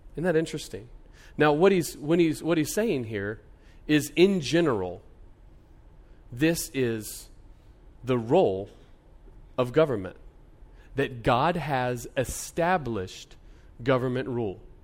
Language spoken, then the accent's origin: English; United States